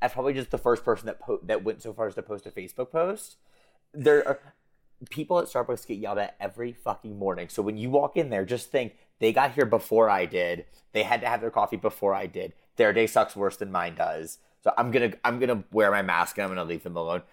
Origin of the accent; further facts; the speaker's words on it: United States; being American